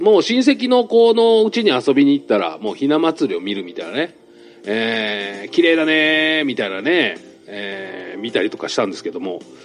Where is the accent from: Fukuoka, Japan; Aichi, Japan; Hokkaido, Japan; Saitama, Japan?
Saitama, Japan; 俺も埼玉県ですから